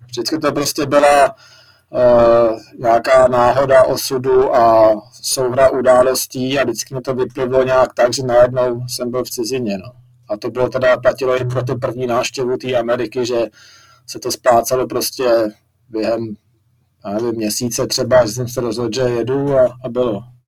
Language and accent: Czech; Jablonec nad Nisou, Liberec Region, Czechia; jsem vyrůstal v Jablonci, tak, nebo jsem se tam i narodil